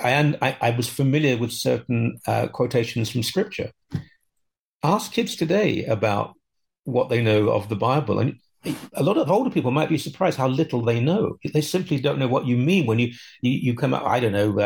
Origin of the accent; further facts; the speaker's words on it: United Kingdom; also born or lived in London; now in Canada; I grew up in Britain